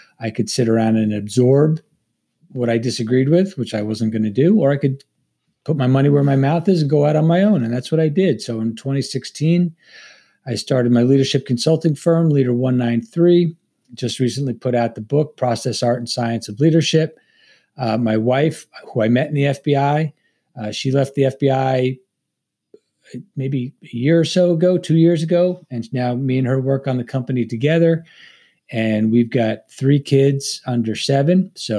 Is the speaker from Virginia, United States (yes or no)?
no; Long Island, New York, United States; I'm a native New Yorker. I'm from Long Island, New York.